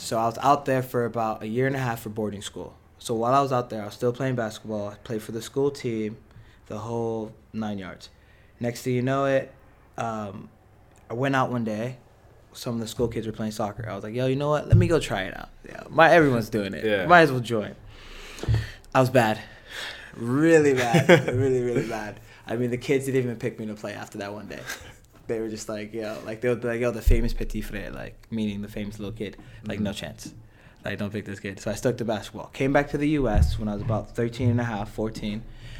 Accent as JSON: {"language": "English", "town": "Los Angeles", "region": "California", "country": "United States", "tie": "born or raised there", "said": "So growing up in Los Angeles, obviously, it's just like a Hispanic background type of thing."}